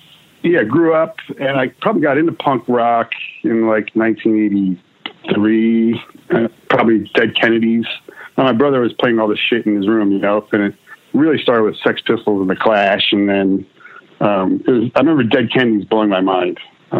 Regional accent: New Jersey, United States; also born or lived in Netherlands; I was actually born in Holland, but, I was raised in New Jersey from the time I was one, all the way through college, really.

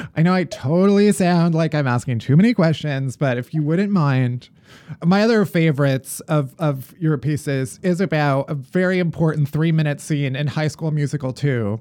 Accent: Alsip, Illinois, United States; The town I grew up in is Alsip

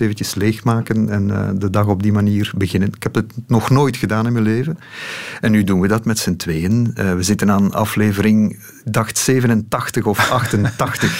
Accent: Lokeren, Flanders, Belgium; ik ben opgegroeid in Lokeren.

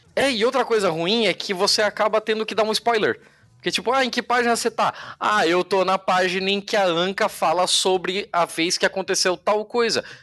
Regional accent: Brazil; somos brasileiros

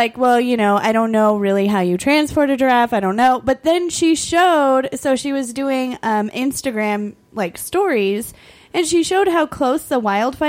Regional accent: Ireland; As an Irish person

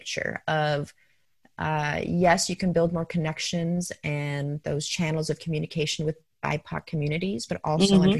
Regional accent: Denver, Colorado, United States; moved away as an adult; also born or lived in New York; I grew up in Denver, Colorado, went to George Washington High School

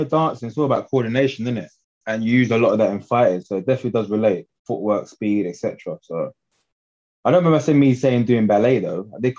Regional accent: London, United Kingdom

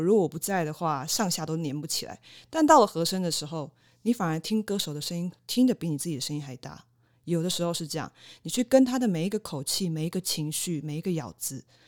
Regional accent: Kaohsiung, Taiwan; 毕竟我是土生土长的高雄人

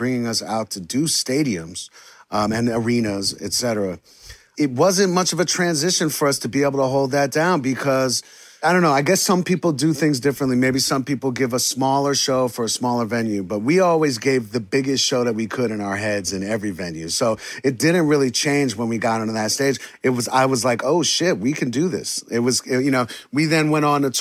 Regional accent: New York City, New York, United States; born or raised there

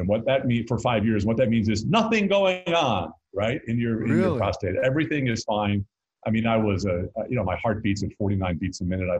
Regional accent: North Carolina, United States; accent: North Carolina; It took me years to train my North Carolina root, my accent out of me.

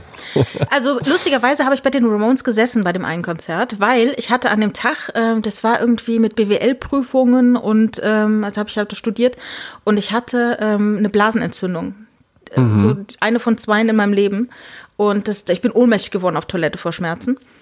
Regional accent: Rhineland-Palatinate, Germany; moved away; ich bin in der Südpfalz groß geworden

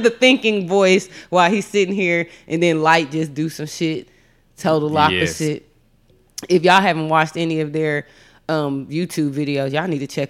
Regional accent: Texas, United States

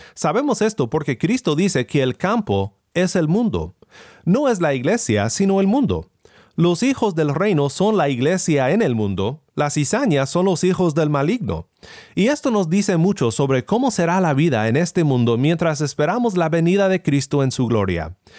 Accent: Sinaloa, Mexico; Crecí en Sinaloa, en un pueblo rodeado por siembras de trigo y maíz

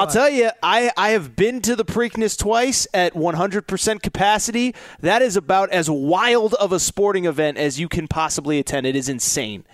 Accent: West Hartford, Connecticut, United States; where I grew up in West Hartford

